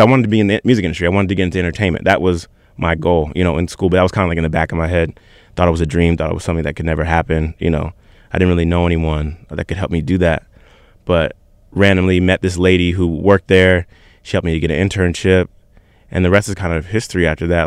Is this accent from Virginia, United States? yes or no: yes; Virginia Beach, Virginia, United States; I'm from Virginia Beach, Virginia.